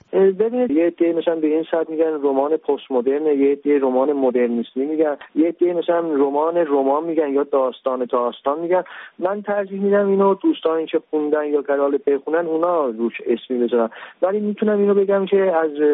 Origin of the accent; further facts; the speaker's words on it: Iran; now in Turkey; من ایرانی هستم